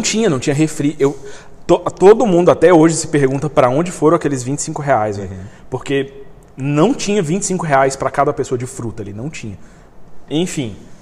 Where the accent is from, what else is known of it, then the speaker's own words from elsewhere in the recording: Brazil; eu sou brasileiro